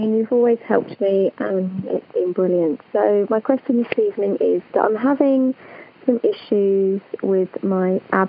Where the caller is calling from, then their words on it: England, United Kingdom; I'm calling from England, the UK.